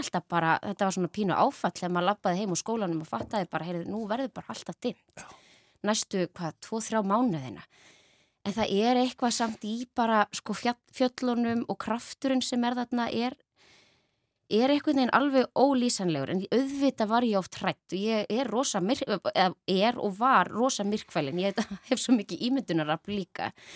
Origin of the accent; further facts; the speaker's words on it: Ísafjörður, Westfjords, Iceland; Ég ólst upp á Ísafyrði